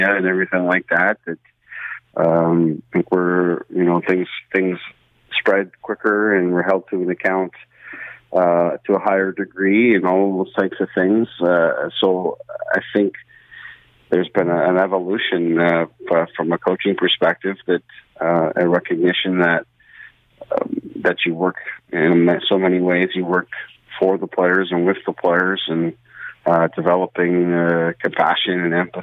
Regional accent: Brampton, Ontario, Canada; I grew up in Brampton, Ontario myself

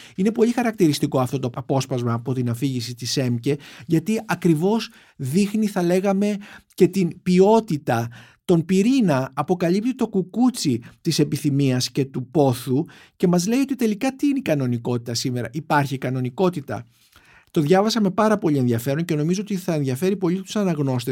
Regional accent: Greece; σαν Έλληνες

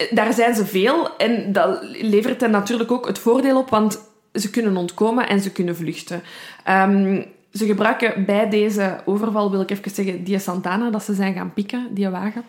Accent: Belgium; accent: Brussels; Ik ben van Brabant.

